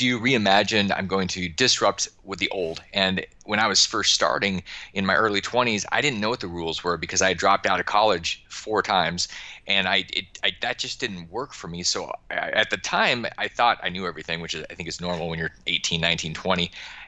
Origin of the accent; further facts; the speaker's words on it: Alaska, United States; back when I was growing up in Alaska